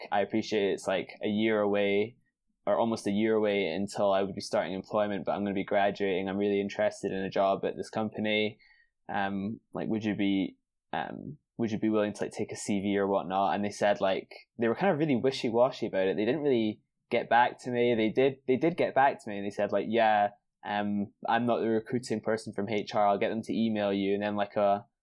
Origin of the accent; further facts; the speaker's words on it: Edinburgh, Scotland, United Kingdom; moved away as an adult; now in London, United Kingdom; I was from Edinburgh, mm-hmm. and had went to school and then studied at university all through in Edinburgh my whole life